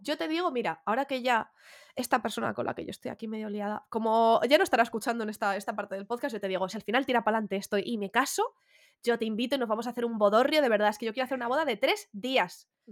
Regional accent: Getafe, Community of Madrid, Spain; con todo mi orgullo, ¿eh? que soy de Getafe

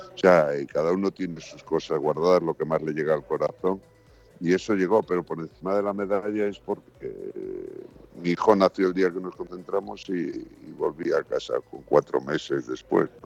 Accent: Galicia, Spain; soy gallego

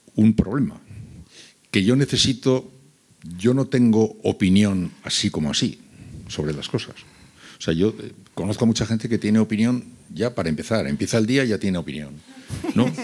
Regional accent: San Sebastián, Basque Country, Spain; moved away; also born or lived in Seville; yo soy de San Sebastián, pero viví casi cinco años en Sevilla

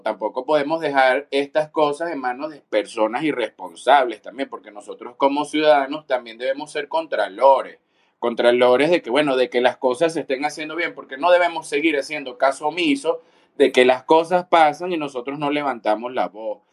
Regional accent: Venezuela; yo soy de Venezuela

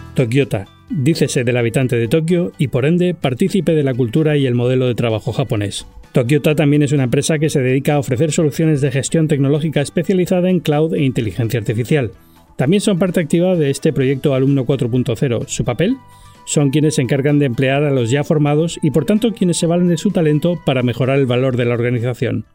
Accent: Spain; en España estamos a la cola del mundo

